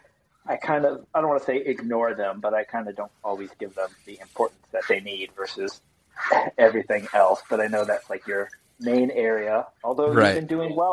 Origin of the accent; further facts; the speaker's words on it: Los Angeles, California, United States; moved away as an adult; now in New York, United States; I'm from the suburbs of LA, so where it's always warm and sunny